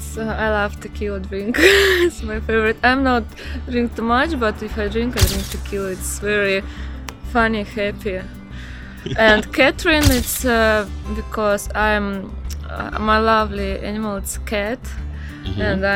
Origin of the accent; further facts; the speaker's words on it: Saint Petersburg, Russia; English is a second language; also born or lived in Barcelona, Spain; now in Fuerteventura, Spain; I'm from St. Petersburg.